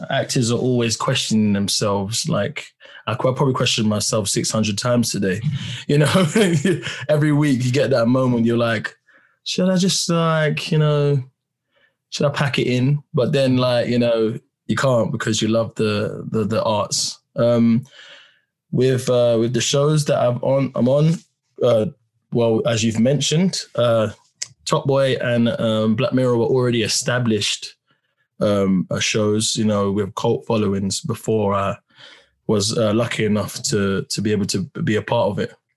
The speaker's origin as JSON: {"language": "English", "region": "London", "country": "United Kingdom", "said": "I'm … from Peckham"}